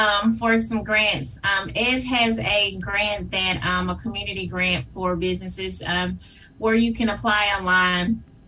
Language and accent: English; Whitehaven, Tennessee, United States; That is absolutely correct. I am a proud graduate of Whitehaven High School. Mm-hmm. And I have lived in Whitehaven most